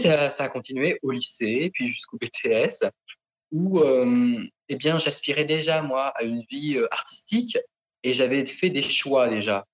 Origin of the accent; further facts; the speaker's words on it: France; also born or lived in Thailand; now in Paris, France; j'ai été adopté en France euh, quand j'étais petit. Euh, je suis arrivé donc dans ma famille d'adoption qui est en province